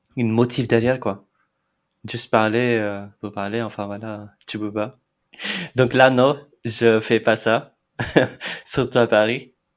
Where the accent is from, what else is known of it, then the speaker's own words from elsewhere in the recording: Mumbai, Maharashtra, India; first language Marathi; French is a second language; moved away as an adult; now in Nantes, France; je suis de Mumbai en Inde